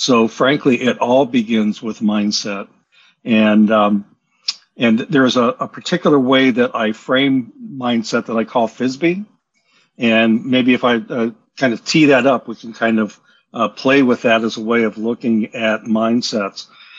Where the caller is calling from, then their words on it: Bainbridge Island, Washington, United States; Bainbridge Island, Washington, off the near Seattle.